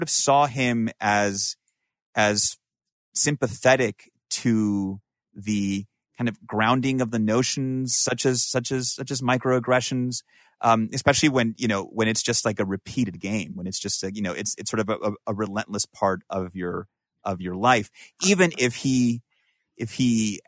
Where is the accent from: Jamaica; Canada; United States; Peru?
Peru; or for me, you know, who I'm from Peru, originally, it was more like, oh, you don't even have an accent